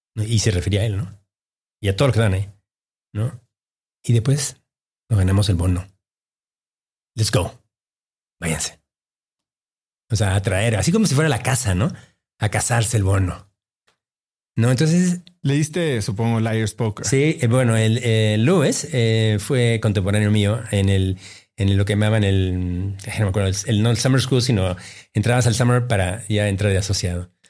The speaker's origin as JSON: {"language": "Spanish", "region": "Mexico City", "country": "Mexico", "tie": "born or raised there", "also_born_or_lived": "Peru / Boston / New York", "said": "llegué a México a los ocho o 9 años. ¿no? Y, em, y toda mi formación, mi crianza es, eh, es mexicana, ¿no? Yo eh, me crié en la colonia San Angelín."}